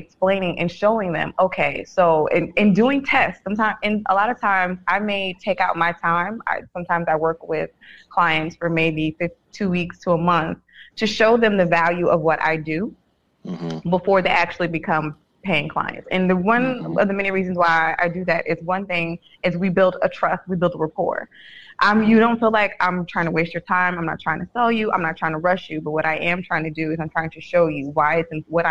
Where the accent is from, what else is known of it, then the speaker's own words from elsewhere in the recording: San Francisco, California, United States; moved away; born and raised in San Francisco